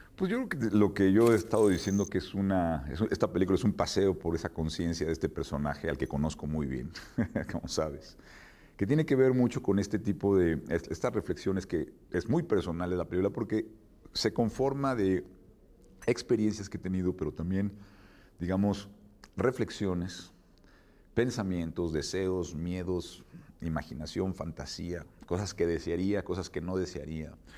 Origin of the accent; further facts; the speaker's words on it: Mexico City, Mexico; yo soy chilango, conozco perfectamente los mecanismos chilanguescos